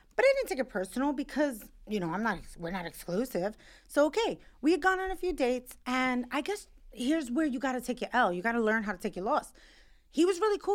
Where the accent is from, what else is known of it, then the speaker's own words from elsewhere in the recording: New York, United States; I'm a New Yorker and I wanna live in New York